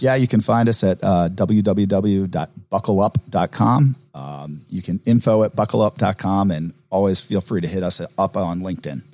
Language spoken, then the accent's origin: English; Atlanta, Georgia, United States; growing up in Atlanta is this is uh, my home